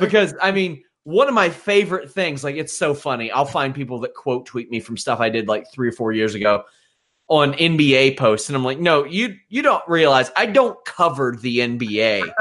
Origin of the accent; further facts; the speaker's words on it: Kentucky, United States; I am from Kentucky, huge basketball state, no basketball team.